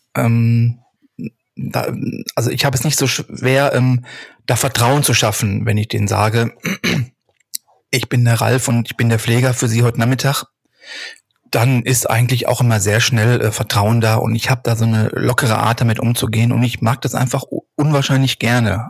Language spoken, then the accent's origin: German; Hattingen, North Rhine-Westphalia, Germany; Ich komme aus dem Ruhrgebiet, genauer genommen aus Hattingen